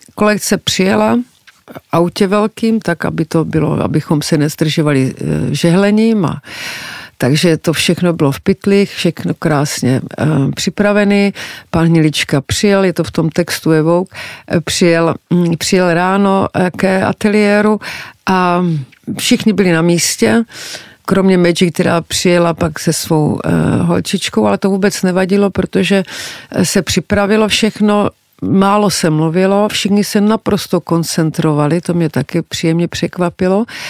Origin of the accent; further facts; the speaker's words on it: Czechia; jsem z Československa